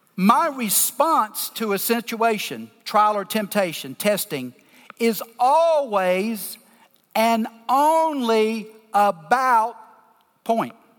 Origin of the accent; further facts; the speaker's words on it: the South, Southern United States, United States; accent: deep Southern; I'm in my deep Southern accent